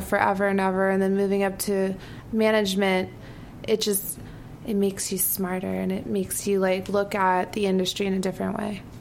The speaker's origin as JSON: {"language": "English", "region": "New York", "country": "United States", "tie": "born or raised there", "also_born_or_lived": "Florida", "said": "I'm from New York. Yeah. I was like born and raised in New York."}